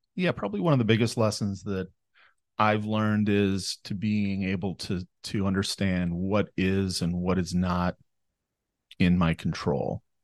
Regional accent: Fairmont, Minnesota, United States; I was born and raised here in Fairmont, Minnesota

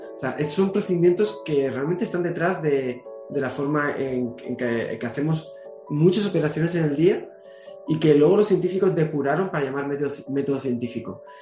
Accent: Canary Islands, Spain; mi tierra, Canarias

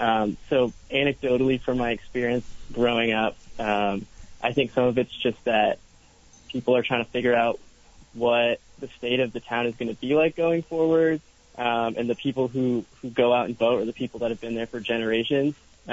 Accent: Milton, Vermont, United States; I'm from Milton, Vermont, so off just the opposite end of Chittenden County.

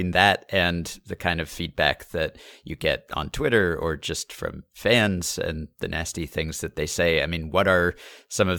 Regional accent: New York, United States; I grew up in New York

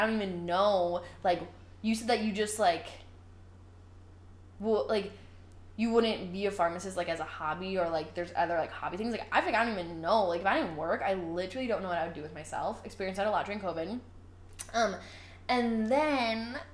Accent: Indian Prairie, Illinois, United States; we grew up in Indian Prairie

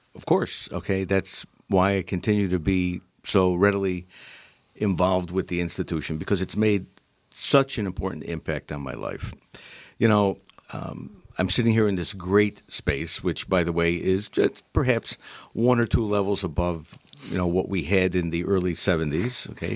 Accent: Utica, New York, United States; also born or lived in Syracuse, New York; I grew up in Utica, New York

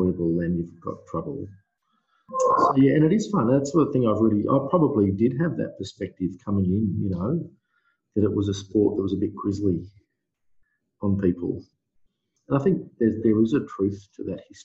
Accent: Darwin, Northern Territory, Australia; moved away as an adult; also born or lived in Melbourne; I grew up in Darwin, in the Northern Territory.

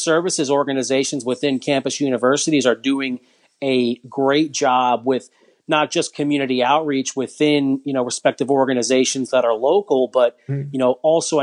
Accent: New York, United States; now in Florida, United States; I'm from New York, but I live in Florida

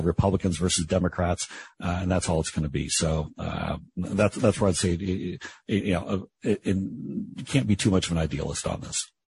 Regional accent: Seattle, Washington, United States; I was born at the Group Health Hospital on Capitol Hill in uh, in Seattle

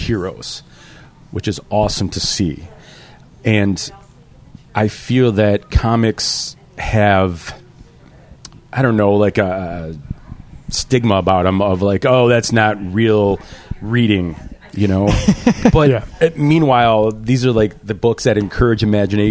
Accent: Buffalo, New York, United States; We're from Buffalo

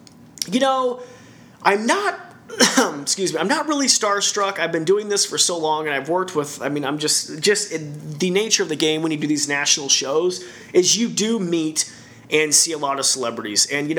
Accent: Idaho, United States; moved away; we're both from Idaho, both from small towns.

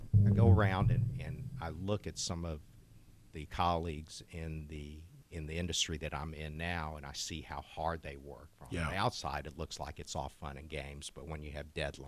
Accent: Lexington, Kentucky, United States; growing up in Lexington, going to the University of Kentucky for all those years, I'm what you call inbred

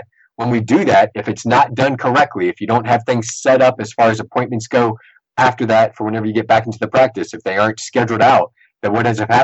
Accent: Sportsman's Paradise, Louisiana, United States; we're from Sportsman in Paradise

